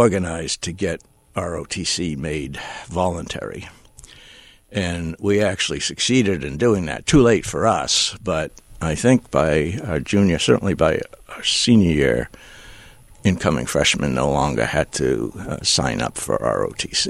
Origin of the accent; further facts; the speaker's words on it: Maine, United States; moved away as an adult; I came from Maine and lived in a dorm